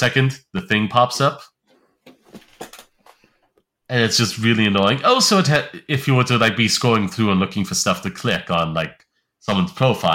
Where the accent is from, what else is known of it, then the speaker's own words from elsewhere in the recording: Ireland; I'm Irish